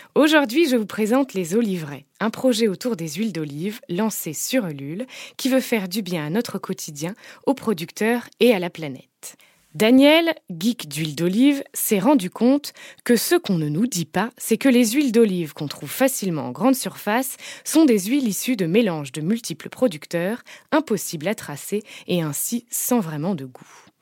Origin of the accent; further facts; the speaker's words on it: the South, southern France, France; quand j'étais petite en tant que sudiste chauvine